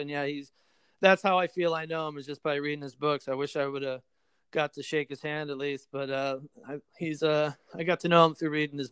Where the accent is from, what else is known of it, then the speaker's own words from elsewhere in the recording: Oconomowoc, Wisconsin, United States; moved away as an adult; also born or lived in New York; now in Los Angeles, United States; I was born in New York, but I grew up in Wisconsin and in a little town outside of Milwaukee.